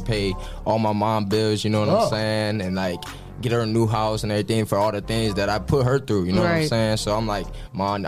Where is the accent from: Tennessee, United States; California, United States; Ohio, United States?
Ohio, United States; Toledo; born or raised there; also born or lived in Fostoria, Ohio